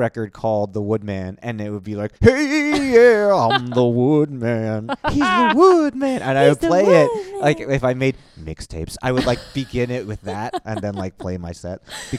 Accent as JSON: {"language": "English", "region": "New York", "country": "United States", "said": "Well, I'm from New York originally."}